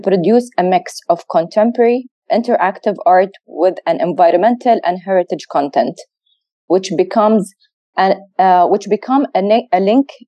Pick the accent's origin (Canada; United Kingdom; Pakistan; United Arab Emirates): United Arab Emirates; growing up in the UAE with our leaders' vision since I was a kid